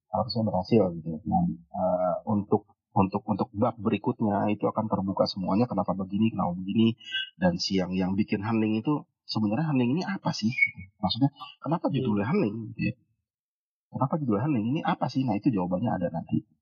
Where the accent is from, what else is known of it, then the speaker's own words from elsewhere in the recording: Cilegon, Banten, Indonesia; moved away as an adult; also born or lived in Bandung / Jakarta; lahir dan besar di Cilegon di Banten kuliah di hmm. Bandung dan akhirnya kerja di Jakarta